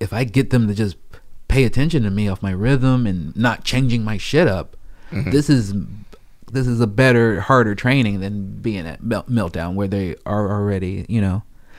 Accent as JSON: {"language": "English", "town": "Chicago", "region": "Illinois", "country": "United States", "also_born_or_lived": "Portland, Oregon", "moved": "yes", "lives_now": "Los Angeles, United States", "said": "I'm from Chicago, man."}